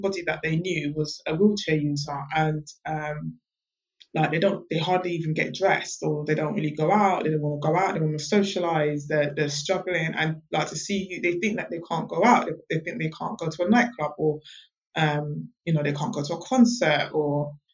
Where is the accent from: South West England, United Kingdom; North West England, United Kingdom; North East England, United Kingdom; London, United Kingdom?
London, United Kingdom; I'm born and bred in London